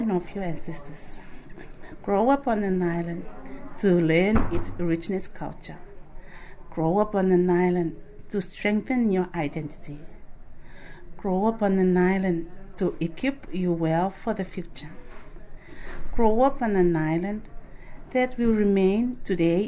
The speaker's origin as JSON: {"language": "English", "country": "Kiribati"}